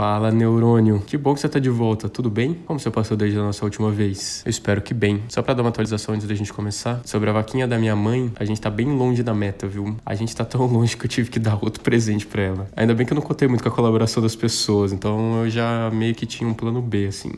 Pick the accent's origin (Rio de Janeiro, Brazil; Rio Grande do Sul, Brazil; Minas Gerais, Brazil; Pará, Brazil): Minas Gerais, Brazil; moved away as an adult; now in São Paulo, Brazil; eu sou de Minas, que eu moro em São Paulo faz uns seis anos